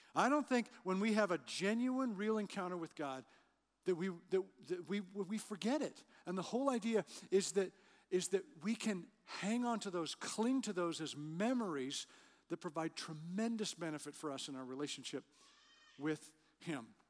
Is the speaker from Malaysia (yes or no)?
no; Western Canada, Canada; moved away; I grew up in Western Canada.